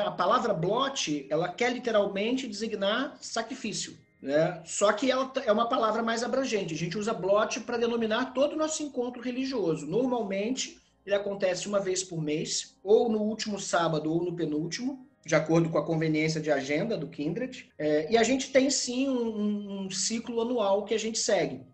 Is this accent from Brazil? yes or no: yes; Brazil; nós somos brasileiros